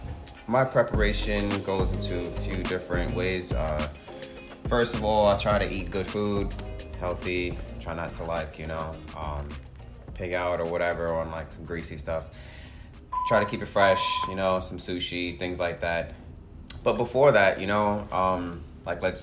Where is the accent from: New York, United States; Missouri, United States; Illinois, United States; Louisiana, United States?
New York, United States; New York City; I grew up playing in Southeast Queens